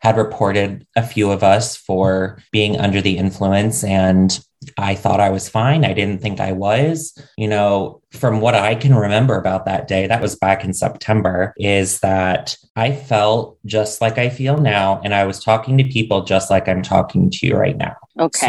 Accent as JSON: {"language": "English", "region": "Ohio", "country": "United States", "tie": "born or raised there", "also_born_or_lived": "New York City", "moved": "yes", "said": "I grew up in the middle of nowhere, Ohio"}